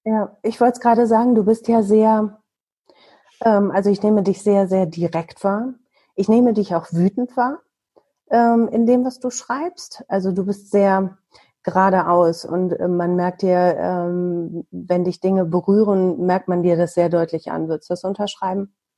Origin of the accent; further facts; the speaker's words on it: Bielefeld, North Rhine-Westphalia, Germany; Im echten Leben komme ich aus Bielefeld